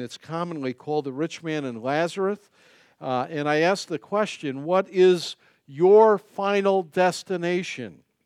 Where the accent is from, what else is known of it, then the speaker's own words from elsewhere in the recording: United States; as an American